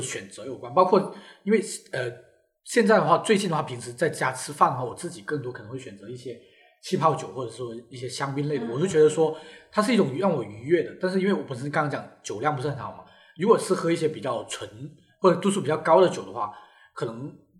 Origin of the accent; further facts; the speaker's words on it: Guangdong, China; 首先我就是一个不吃蛇的广东人，我非常地害怕蛇